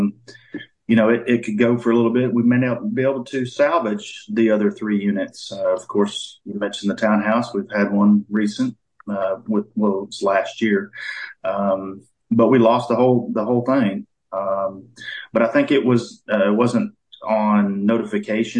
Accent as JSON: {"language": "English", "area": "Hot Springs Village area", "region": "Arkansas", "country": "United States", "tie": "born or raised there", "also_born_or_lived": "Dallas, Texas, United States / Grand Prairie, Texas, United States"}